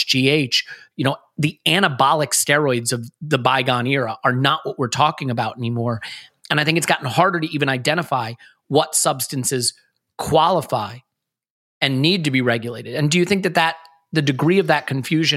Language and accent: English; United States; I grew up in America in the era of steroid baseball.